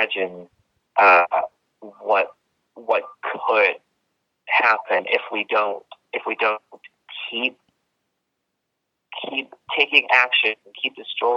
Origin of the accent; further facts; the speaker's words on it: Hong Kong; moved away; somebody who was born and raised in Hong Kong and as somebody who was half a world away